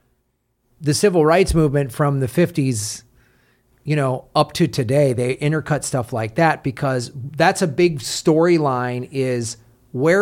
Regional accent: Evanston, Illinois, United States; also born or lived in Madison, Wisconsin; growing up in Madison, Wisconsin, which was primarily white liberals, and then moving to Evanston, Illinois, where my junior high was 60% black

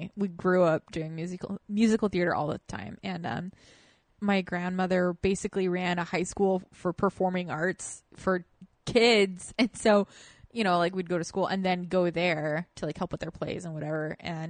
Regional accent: Orem, Utah, United States; moved away; also born or lived in Provo, Utah; I grew up in Orem and Provo, down where the BYU college is.

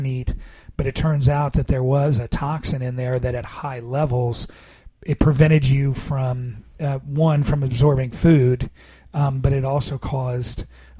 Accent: Annandale, Virginia, United States; also born or lived in Fairfax, Virginia; I was born and raised in Annandale and Fairfax

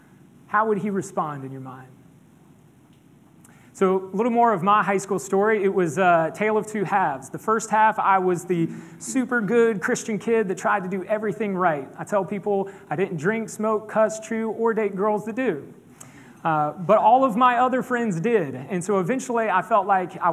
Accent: Pawleys Island, South Carolina, United States; I grew up in Pawleys Island, Merle's Inlet, just north of us up here.

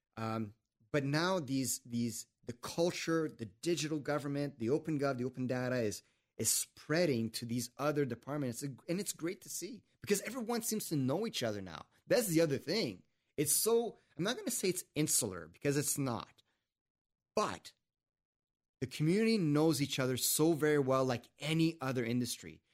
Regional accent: Canada; I'm French Canadian and politics is in my blood

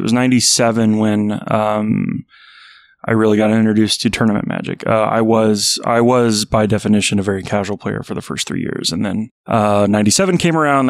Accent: just south of Chicago, central Illinois, United States; now in Seattle, United States; I grew up in the Midwest, central Illinois, just south of Chicago

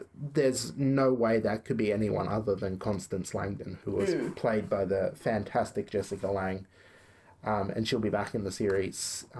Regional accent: Australia

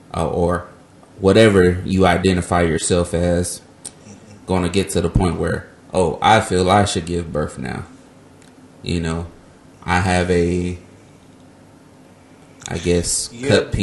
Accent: Ontario, California, United States; I'm from Ontario, not Canada.

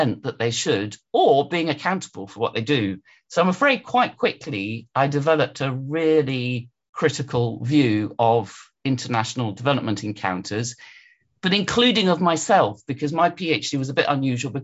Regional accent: London, United Kingdom; also born or lived in Edinburgh; I was brought up in London

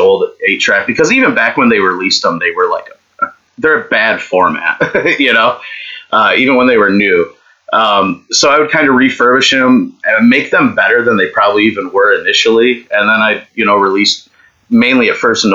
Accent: Silver Springs, New York, United States; I grew up in Silver Springs, Warsaw, New York. It's near Letcher State Park, but Podunk Town. It's about an hour, 10 minutes from Buffalo

